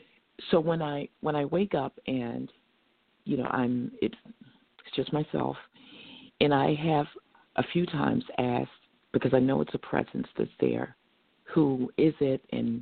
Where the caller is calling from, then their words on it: Norristown, Pennsylvania, United States; I'm calling from Norristown, Pennsylvania.